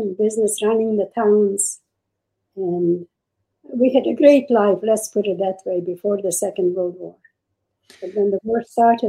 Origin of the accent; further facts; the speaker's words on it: Czechia; I was born in Czechoslovakia. And we had a great life with the Czech government. We lived in a village. We didn't have more than maybe 500 Jews in the village.